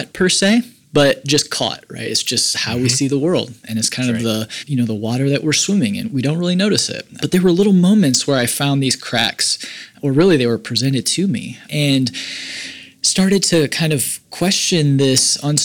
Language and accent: English; Northern Indiana, United States; I grew up in Northern Indiana, a very religious community.